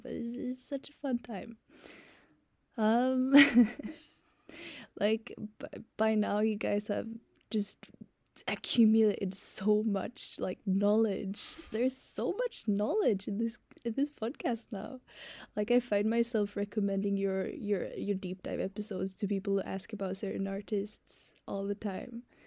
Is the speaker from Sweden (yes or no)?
yes; Sweden; I'm from Sweden.